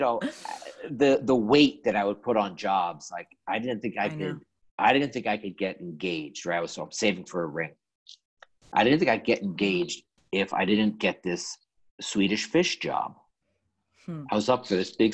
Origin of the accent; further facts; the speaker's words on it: New York City, New York, United States; I grew up in Woodside, Queens.